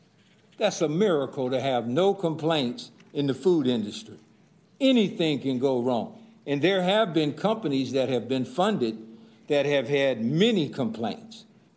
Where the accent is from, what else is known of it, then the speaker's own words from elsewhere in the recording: Sacramento, California, United States; I grew up in District 2. My roots go as deep as 1946 when my parents moved here